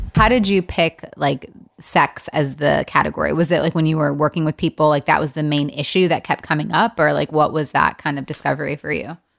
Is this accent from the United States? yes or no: yes; Michigan, United States; also born or lived in Los Angeles; now in Nashville, United States; I'm from Michigan originally